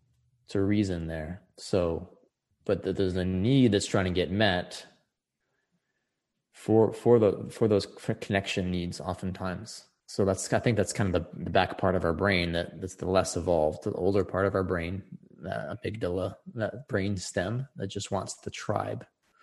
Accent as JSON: {"language": "English", "region": "Texas", "country": "United States", "said": "Something like where you're born, you know, I'm from Texas."}